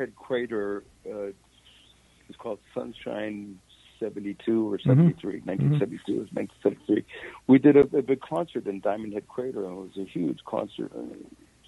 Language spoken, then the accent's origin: English; San Francisco, California, United States; moved away as an adult; also born or lived in Los Angeles; I was born and raised in San Francisco, so I really missed San Francisco when I was living in L.A.